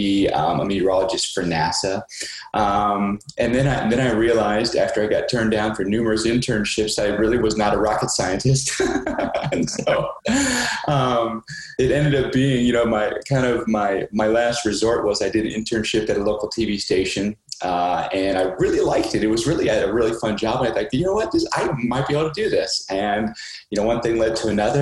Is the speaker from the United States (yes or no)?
yes; Ohio, United States; I grew up in Ohio, and we had all four seasons